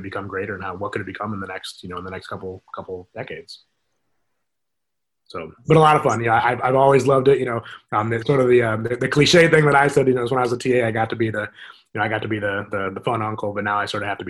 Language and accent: English; Michigan, United States; moved away as an adult; now in Iowa, United States; my wife and I are both from Michigan